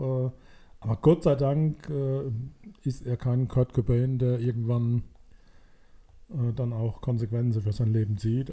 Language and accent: German; Mannheim, Baden-Württemberg, Germany; weil wir Mannheimer sind